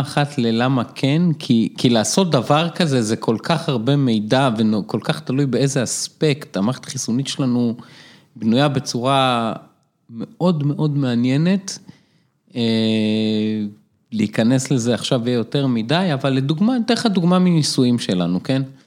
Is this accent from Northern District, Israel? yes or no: yes; Afula, Northern District, Israel; also born or lived in Boston; now in Jerusalem, Israel; גדלתי באפו, משפחה מתחת לקו העוני